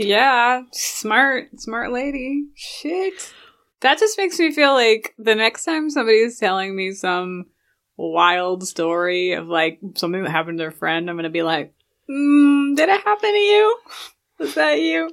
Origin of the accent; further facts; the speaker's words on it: London, United Kingdom; now in United States; I grew up, half of my growing up in London, where they had C C T V on every corner